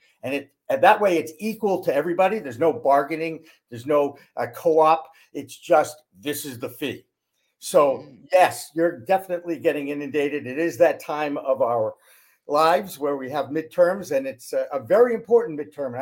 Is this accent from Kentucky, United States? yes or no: no; Newton, Massachusetts, United States; also born or lived in Newark, New Jersey / Portland, Maine; Boston, which is my hometown